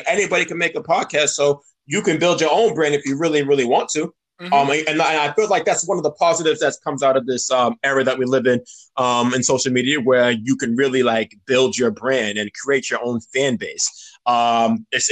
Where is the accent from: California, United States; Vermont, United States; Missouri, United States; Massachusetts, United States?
Massachusetts, United States; Cambridge; we're from Cambridge